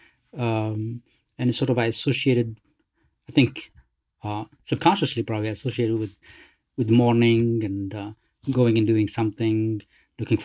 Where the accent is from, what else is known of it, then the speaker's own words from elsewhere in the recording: Algiers, Algiers Province, Algeria; moved away; also born or lived in Casablanca, Morocco; I was born in Morocco, in Casablanca, okay? And we stayed there for 3 years. And then we moved to Algiers because my father was Algerian